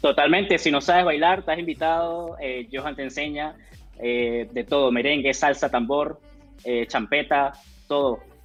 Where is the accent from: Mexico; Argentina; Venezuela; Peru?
Venezuela; moved away as an adult; now in Chile; soy venezolano, eh, ya llevo en Chile cuatro años